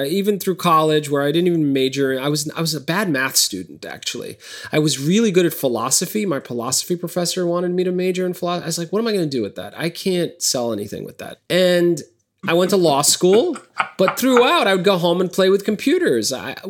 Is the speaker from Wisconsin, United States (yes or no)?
no; New York City, New York, United States; also born or lived in Lebanon; We were immigrants. We were like 20 of us Lebanese fleeing the war in the late 70s. Ended up in Bay Ridge, Brooklyn.